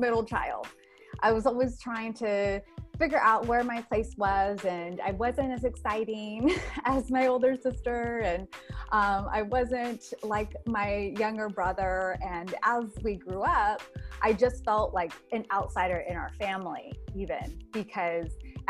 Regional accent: South Bay, Northern California, United States; also born or lived in Santa Cruz, California / the Valley, California; I was born and raised in Northern California. I was born in Santa Cruz, raised in the South Bay, eventually moved out to the Valley.

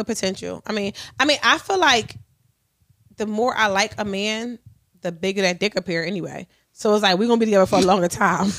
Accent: Philadelphia, Pennsylvania, United States; also born or lived in New Jersey; now in Delaware, United States; It's a black woman's podcast, guys, and we're from Philly

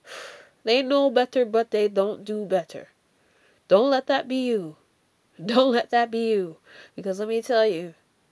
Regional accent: Jamaica; accent: Jamaican; my Jamaican accent

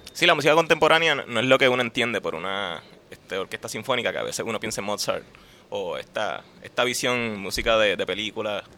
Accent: Puerto Rico

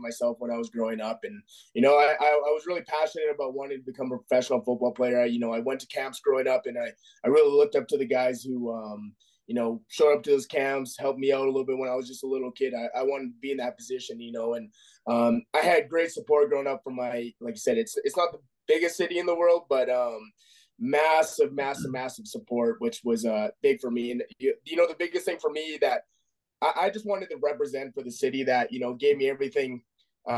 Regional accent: Edmonton, Alberta, Canada; I grew up in Edmonton

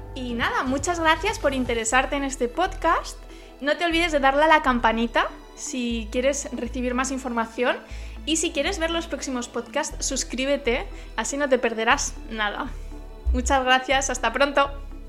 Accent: Aragon, Spain; yo soy española de Aragón, que está en el norte de España

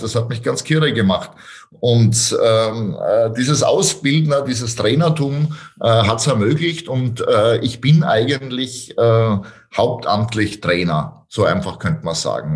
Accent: Styria, Austria; ich komme aus der Steiermark

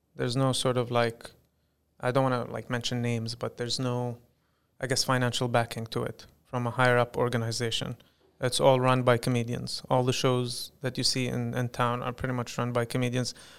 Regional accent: United Arab Emirates; I'd like to brand myself as the first Emirati comedian

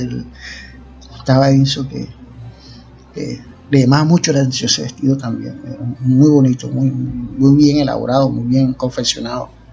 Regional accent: Costeño, Caribbean coast, Colombia; cómo somos nosotros los costeños

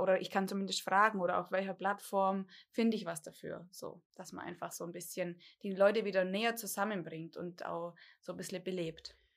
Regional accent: Dillingen an der Donau, Bavaria, Germany; ich komme hier ziemlich von der Pampa, äh, Dillingen-Donau. Da lebe ich eigentlich immer schon.

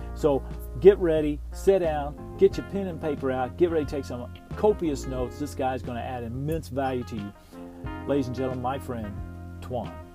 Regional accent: Texas, United States; moved away; I'm originally from Texas too. So okay. I'm, a, I'm a Texas boy

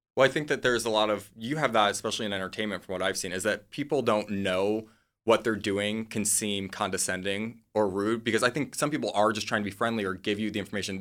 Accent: Midwest, United States; moved away; I'm from the Midwest

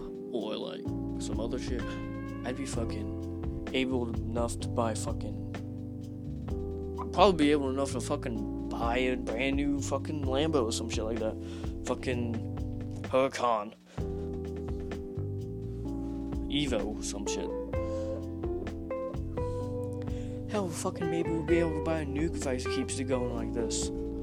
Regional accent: Texas, United States; now in Pennsylvania, United States; Oh yeah, I come from Texas. If you can hear like an accent or some shit

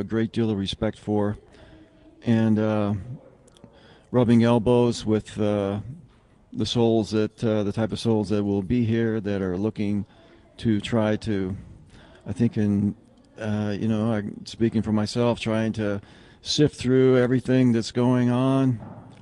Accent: Fort Collins, Colorado, United States; I'm from Fort Collins, Colorado

